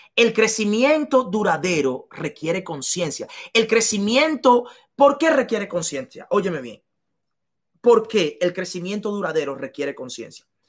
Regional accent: La Romana, Dominican Republic; moved away; yo había sido un limpiabotas en, en, en las calles de la Romana, en República Dominicana, yo no sabía que porque yo he vendido helados en, las calles en la República Dominicana

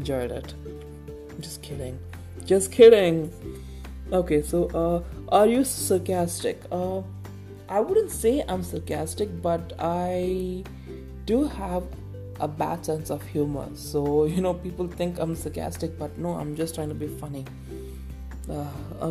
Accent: Tamil Nadu, India; I'm a Tamilian, so I'm from, you know, India

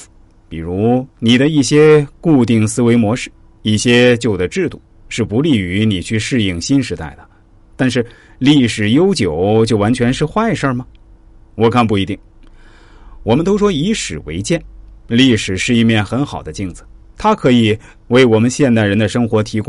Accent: China; 只有我们中国人

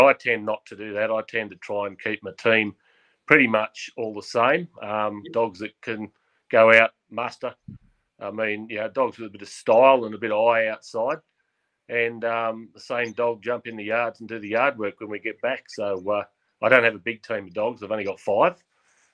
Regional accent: Goulburn, New South Wales, Australia; also born or lived in Cowra, Australia; now in Woodstock, Australia; I was born in Goulburn, and my father had a property between Oberon and Taralga down in the hill country

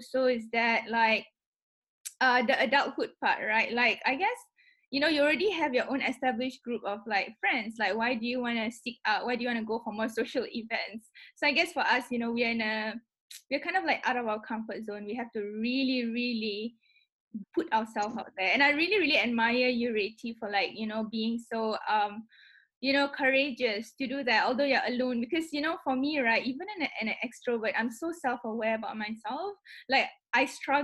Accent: Singapore; moved away as an adult; now in London, United Kingdom; I'm also a Singaporean, but I'm not just a Singaporean, I'm a Singaporean Malay

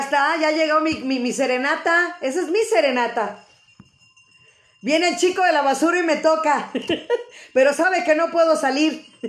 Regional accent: Mexico; tener nosotros nuestra cultura arraigada como buenos mexicanos

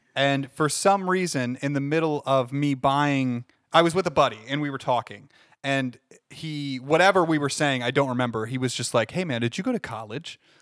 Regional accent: Findlay, Ohio, United States; hometown of, uh, Findlay, Ohio

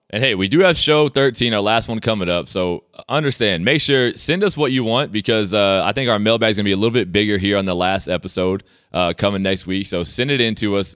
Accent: Sea Island, Georgia, United States; now in Canada; my hometown

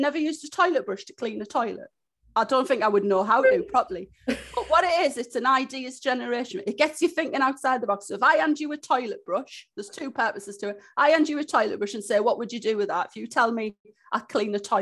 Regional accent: Hartlepool, North East England, United Kingdom; also born or lived in Newcastle; I'm originally from Hartlepool. So when I was 18 years old, I moved up to Newcastle to go to university

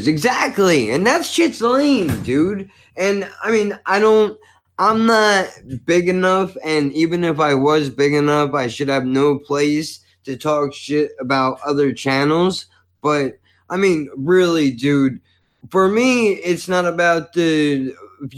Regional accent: United States; as an American

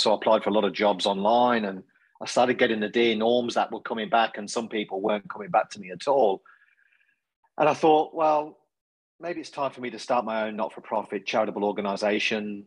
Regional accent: Coventry, West Midlands, United Kingdom; now in Australia; you'll probably gather from my accent, not a local boy to Australia. So originally from the UK, a place called Coventry in central England

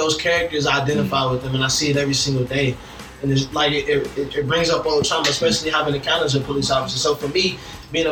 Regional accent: Louisville, Kentucky, United States; I'm from Louisville. I go to U of L, graduate next year

